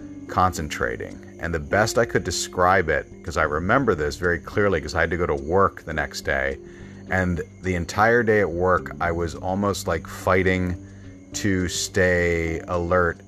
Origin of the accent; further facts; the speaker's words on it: Bryn Mawr, Pennsylvania, United States; moved away; I am from Bryn Mawr, Pennsylvania